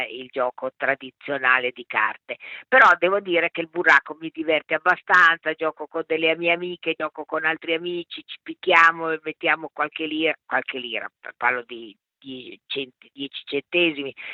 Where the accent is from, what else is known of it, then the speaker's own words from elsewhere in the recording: Bologna, Emilia-Romagna, Italy; born there; Sono nata a Bologna il 23 aprile del 41, quindi quest'anno compio 80 anni.